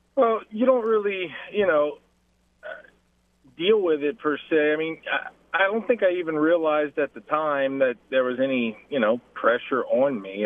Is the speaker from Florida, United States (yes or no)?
no; Lafayette, Louisiana, United States; my hometown where I grew up